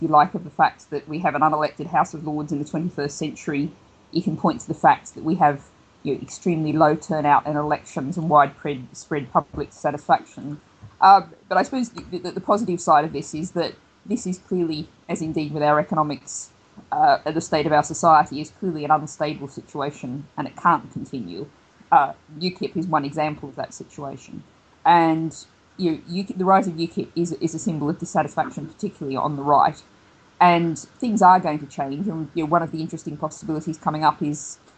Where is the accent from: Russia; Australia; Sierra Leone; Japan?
Australia; accent: Australian; now in United Kingdom; the accent is originally Australian